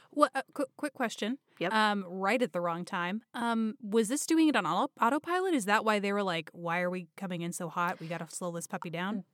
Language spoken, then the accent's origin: English; Dallas, Texas, United States; … and I grew up in the Dallas area. It's where I currently live.